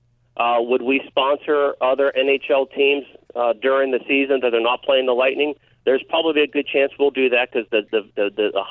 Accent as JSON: {"language": "English", "town": "Pittsburgh", "region": "Pennsylvania", "country": "United States", "tie": "born or raised there", "moved": "yes", "lives_now": "Bradenton, United States", "said": "I'm born and raised in Pittsburgh"}